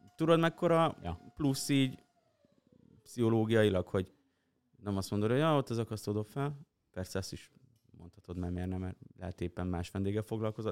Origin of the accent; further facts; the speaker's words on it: Hungary; vidéki gyerek vagyok